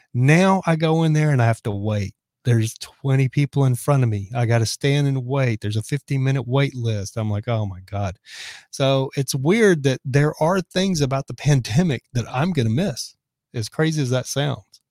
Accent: Texas, United States; moved away as an adult; also born or lived in Dallas; now in California, United States; I'm from Texas

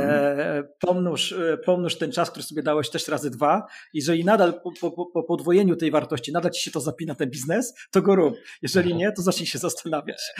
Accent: Gdańsk, Pomeranian Voivodeship, Poland; jestem gdańszczaninem

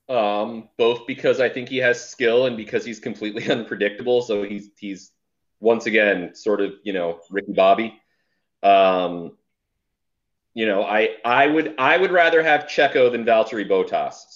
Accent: United States; We're American.

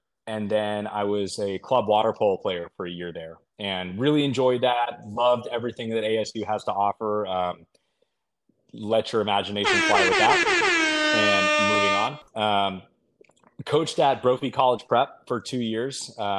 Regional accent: San Francisco Bay Area, California, United States; moved away as an adult; also born or lived in Walnut Creek, California / New South Wales, Australia; now in Madison, United States; So I grew up in the San Francisco Bay Area and was, you know, grew up swimming summer league. It's huge there in the Contra Costa County.

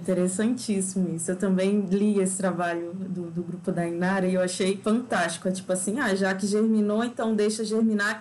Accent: Acre, Brazil; moved away as an adult; also born or lived in Minas Gerais; now in Lavras, Brazil; eu estou me mineira há quase quatro anos, mas eu sou acriana

